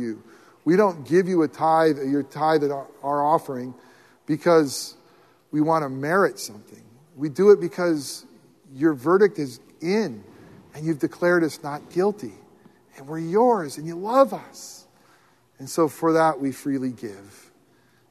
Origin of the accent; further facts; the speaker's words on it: United States; I love being in America